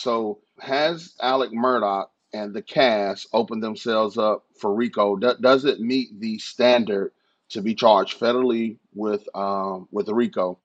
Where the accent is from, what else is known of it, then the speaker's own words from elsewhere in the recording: North Carolina, United States; moved away as an adult; now in Charleston, United States; I'm from North Carolina